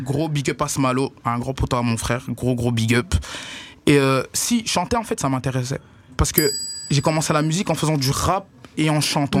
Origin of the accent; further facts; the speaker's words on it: Brussels, Brussels-Capital Region, Belgium; Je viens des quartiers de, des quartiers de Bruxelles. Euh, plus du côté d'Ixelles, cimetière d'Ixelles